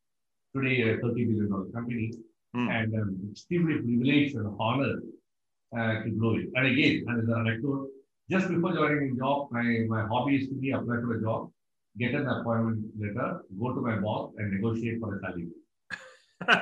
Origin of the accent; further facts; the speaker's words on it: Thiruvananthapuram, Kerala, India; moved away as an adult; also born or lived in Mumbai; now in Singapore; ready to leave from Trivandrum, my hometown to Mumbai.